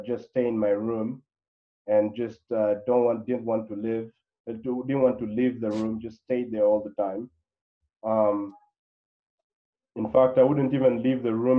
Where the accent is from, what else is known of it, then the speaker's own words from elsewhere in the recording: DR Congo; moved away as an adult; also born or lived in Claremont, California, United States; Now, I'm originally from the Congo, and I spent my entire life there until before going to college. So I went to college in the U.S., a place called Claremont, California, university called Harvey Mudd.